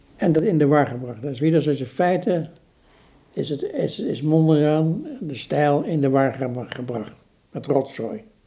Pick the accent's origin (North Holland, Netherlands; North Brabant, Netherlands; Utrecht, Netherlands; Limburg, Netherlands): North Brabant, Netherlands; Eindhoven; ik ben opgegroeid in Eindhoven